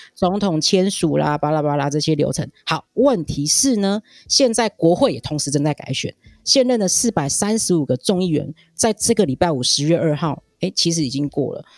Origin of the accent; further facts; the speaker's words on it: Taiwan; 我们台湾人民